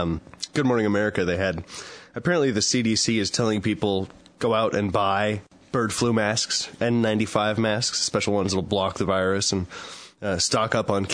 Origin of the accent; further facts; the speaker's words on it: the Northwest, Pacific Northwest, United States; moved away; I'm from the Northwest.